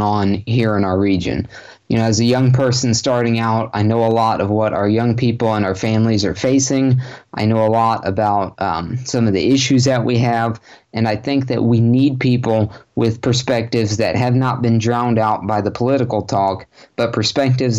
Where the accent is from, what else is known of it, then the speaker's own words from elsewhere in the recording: Sarasota, Florida, United States; also born or lived in North Port, Florida; I've lived in Sarasota County my whole life. I was born in Sarasota.